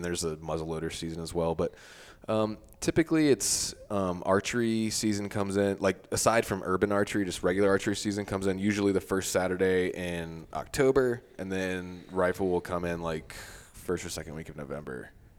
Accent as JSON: {"language": "English", "town": "Virginia Beach", "region": "Virginia", "country": "United States", "tie": "born or raised there", "said": "Yeah, so I grew up in Virginia Beach, which is, like, a beach town, and people don't have accents there."}